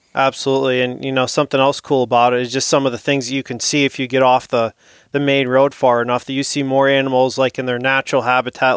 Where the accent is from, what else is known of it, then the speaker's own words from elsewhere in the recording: St. Marys, Pennsylvania, United States; I'm from Saint Mary's, Pennsylvania